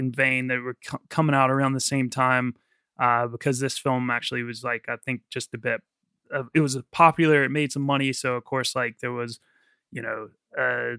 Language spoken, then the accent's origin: English; United States; now in London, United Kingdom; growing up in America